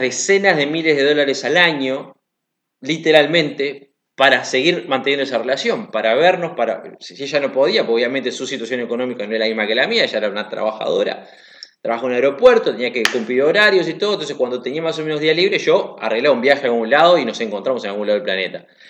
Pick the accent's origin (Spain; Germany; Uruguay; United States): Uruguay; moved away; also born or lived in Africa; yo soy de Uruguay